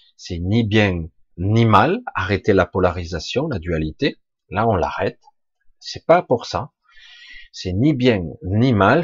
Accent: France; je suis né en France, comme beaucoup d'autres, mais en réalité, mon père était catalan, catalan pur

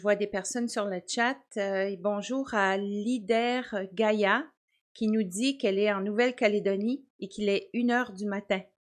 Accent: Quebec, Canada; now in New Brunswick, Canada; j'habite au Nouveau-Brunswick. Ça, c'est juste la province à côté du Québec. mais je suis native du Québec

